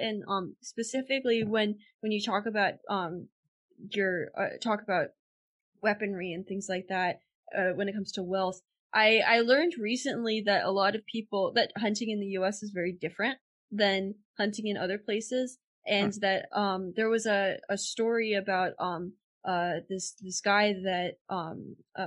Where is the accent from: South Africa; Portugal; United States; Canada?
United States; Pennsylvania; I'm from Pennsylvania and we got the first day of hunting season off from school every single day